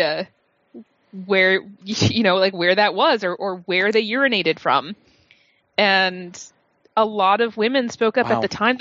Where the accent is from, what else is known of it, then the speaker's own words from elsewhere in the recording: Massachusetts, United States; moved away; I grew up in Massachusetts